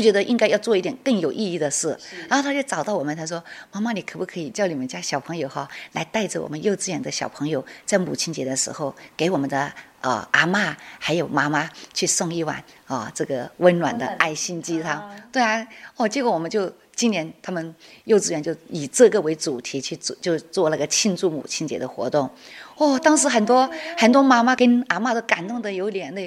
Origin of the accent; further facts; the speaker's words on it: Guilin, Guangxi, China; moved away as an adult; now in Chiayi, Taiwan; 我的干贝酱是融入了我们桂林的元素